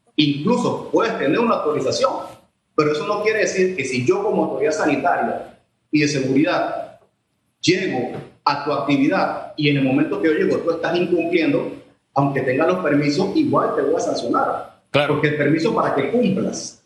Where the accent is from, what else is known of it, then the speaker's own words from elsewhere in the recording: Panama; como ciudadano, como ser humano, como panameño